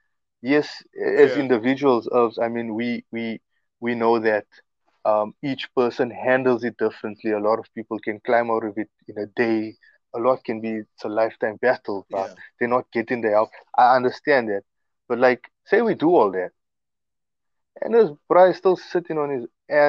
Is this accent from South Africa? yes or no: yes; Mbombela, Mpumalanga, South Africa; I came from Rob Ferreira, like, in 1984